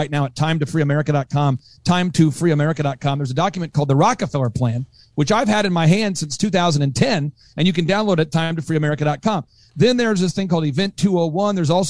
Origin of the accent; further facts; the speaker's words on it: Oklahoma, United States; also born or lived in Cokato, Minnesota; I grew up in Oklahoma and Minnesota